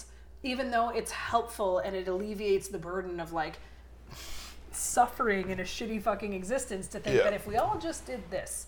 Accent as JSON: {"language": "English", "country": "Canada", "said": "as a Canadian"}